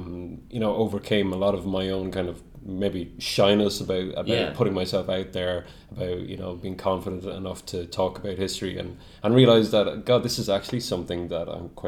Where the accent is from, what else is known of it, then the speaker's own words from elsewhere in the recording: Kilkenny, Leinster, Ireland; We're actually from Kilkenny in the southeast.